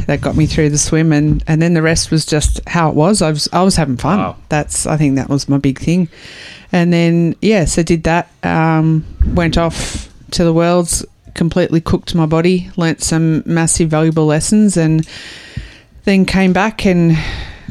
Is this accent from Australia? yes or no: yes; Australia